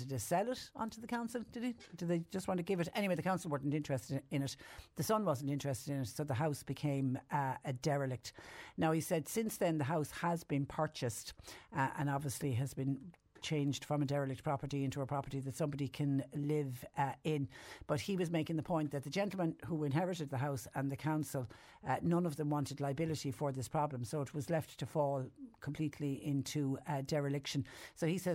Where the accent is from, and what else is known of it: Ireland; now in Mallow, Ireland